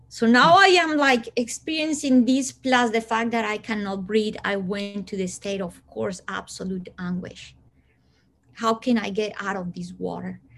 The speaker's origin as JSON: {"language": "English", "country": "Colombia", "tie": "born there", "second_language": "English", "said": "people think that because I was born in Colombia, I come from hot weather."}